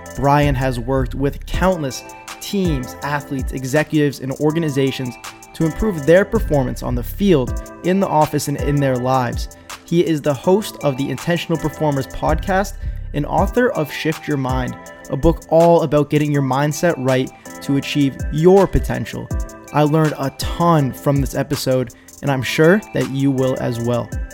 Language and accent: English; New Hampshire, United States; I'm actually from New Hampshire